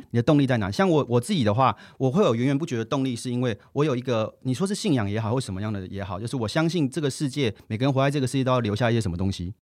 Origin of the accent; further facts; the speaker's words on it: Taiwan; 我是台湾人，在新加坡的报纸写评论东南亚文章